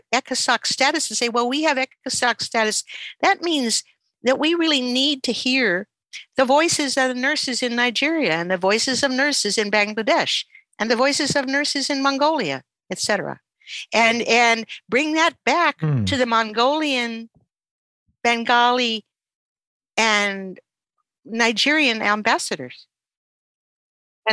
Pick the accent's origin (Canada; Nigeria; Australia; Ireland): Canada; I'm a Canadian.